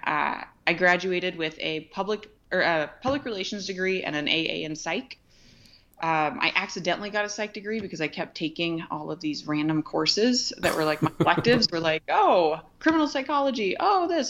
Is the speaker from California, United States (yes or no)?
yes; Ventura, California, United States; moved away; also born or lived in Montana; I was born and raised in Ventura, California